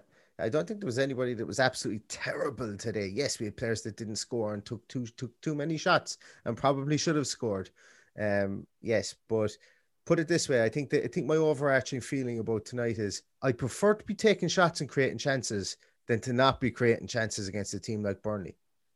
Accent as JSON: {"language": "English", "country": "Ireland", "said": "we're two fellas from Ireland, so we don't have to walk into work and get shit from Wolves fans."}